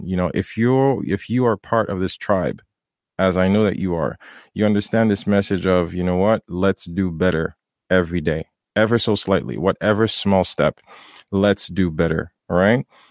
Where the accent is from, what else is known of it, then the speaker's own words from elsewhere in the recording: Haiti; moved away; I grew up in Haiti